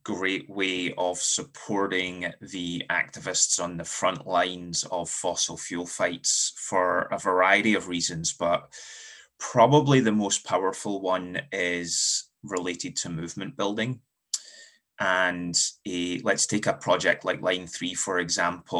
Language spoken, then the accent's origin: English; Scotland, United Kingdom; moved away as an adult; now in United States; I'm from Scotland, was born and raised in Scotland before moving to the US about a decade ago